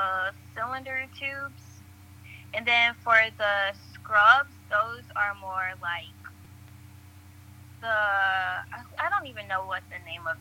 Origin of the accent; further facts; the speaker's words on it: College Park, Georgia, United States; I'm from College Park, Georgia